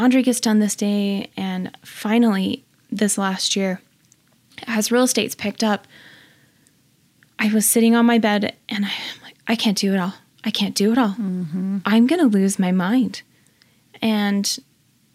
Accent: Orem, Utah, United States; also born or lived in Vernal, Utah; I was raised in Orem, Utah

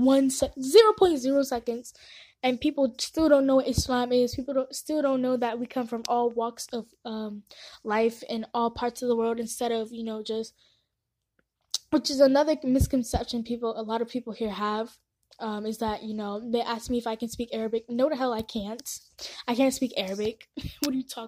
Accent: San Antonio, Texas, United States; born or raised there; also born or lived in Nairobi, Kenya

